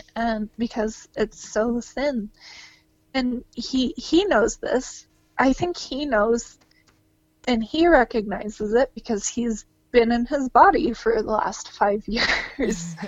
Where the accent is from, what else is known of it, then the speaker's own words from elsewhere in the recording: Georgia, United States; now in Utah, United States; I grew up in Georgia